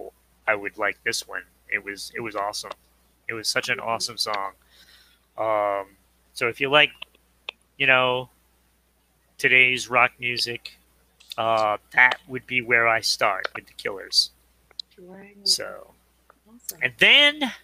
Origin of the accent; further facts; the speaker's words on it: Rhode Island, United States; I am from Rhode Island